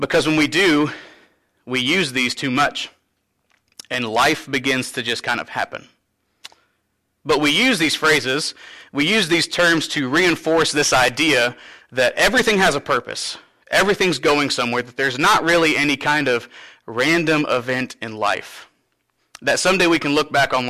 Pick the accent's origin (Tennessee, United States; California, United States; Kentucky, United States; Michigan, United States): Kentucky, United States; Cynthiana; I'm from Cynthiana, but moving back here to my home church